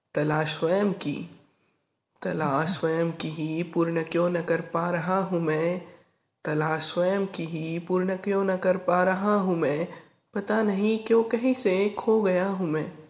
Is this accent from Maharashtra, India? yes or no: yes; Arvi, Maharashtra, India; मैं आरवी निवासी राज्य महाराष्ट्र का रहने वाला हूँ